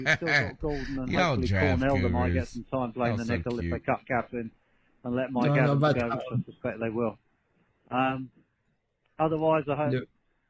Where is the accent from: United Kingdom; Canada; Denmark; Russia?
United Kingdom; I'm British